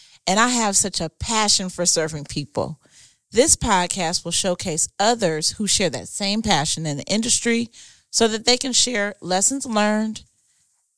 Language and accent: English; Huntsburg, Ohio, United States; also born or lived in Columbus, Ohio; I am from Huntsburg, Ohio